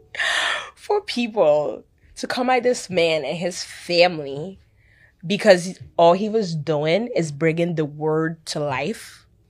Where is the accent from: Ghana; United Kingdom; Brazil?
Ghana; I'm from Africa. Ghana, to be precise.